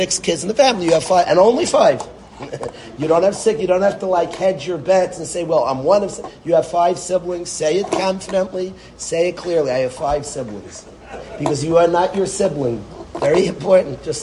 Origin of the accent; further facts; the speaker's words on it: Lakewood, New Jersey, United States; I was born in Lakewood